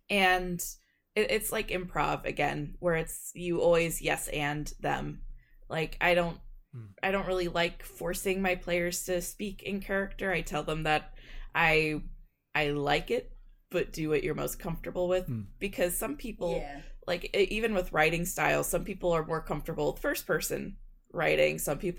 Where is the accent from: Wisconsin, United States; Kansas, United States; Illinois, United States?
Kansas, United States; We're just weirdos from Kansas.